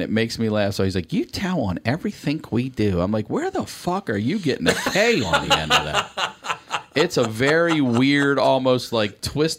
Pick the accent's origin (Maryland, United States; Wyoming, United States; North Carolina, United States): Maryland, United States; Baltimore; accent: Baltimore; I definitely have an accent only because so many people have said that. But a real Baltimore accent, like you swallow your L's, you drag home.